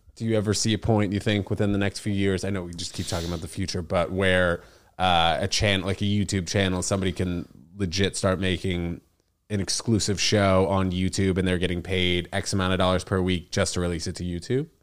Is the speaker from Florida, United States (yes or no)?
no; New York City, New York, United States; growing up in New York City